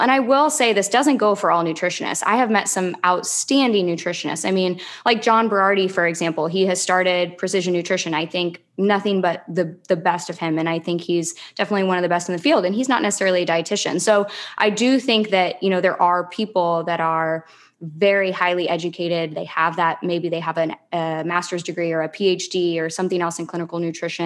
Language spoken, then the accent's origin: English; Lincoln, Nebraska, United States; also born or lived in Philadelphia / Charlotte, North Carolina; now in Clearwater, United States; I'm originally from Lincoln, Nebraska